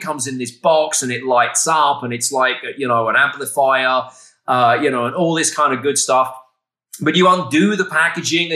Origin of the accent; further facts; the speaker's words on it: England, United Kingdom; I'm from England.